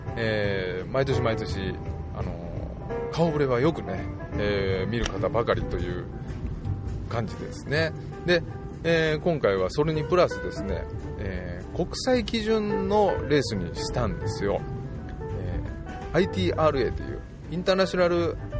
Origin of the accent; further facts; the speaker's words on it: Totsukawa, Nara, Japan; 私の故郷であります。奈良県の十津川村